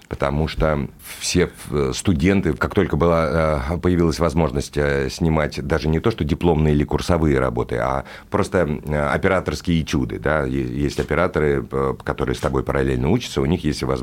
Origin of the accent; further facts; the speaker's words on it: Moscow, Russia; Я, э, я москвич, я знаю этот э, город, э, люблю этот город, я в нем живу